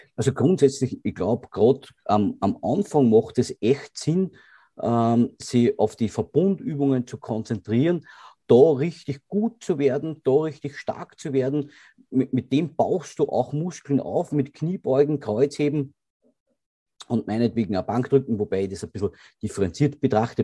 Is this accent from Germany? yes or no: no; Grafenwörth, Lower Austria, Austria; es gibt niemanden in Grafenwörth, der mich nicht kennt